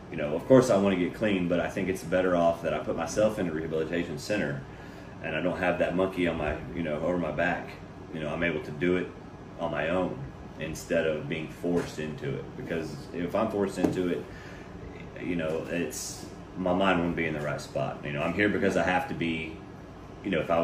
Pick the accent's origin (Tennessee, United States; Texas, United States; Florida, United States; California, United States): Texas, United States; Pearland; also born or lived in Webster, Texas; I grew up in Webster, and once I moved to Pearland, started going to Pearland School District